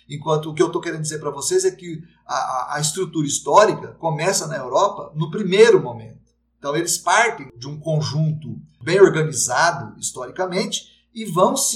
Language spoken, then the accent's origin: Portuguese; United States; porque eu sou americano, eu acho que é a gente que está certo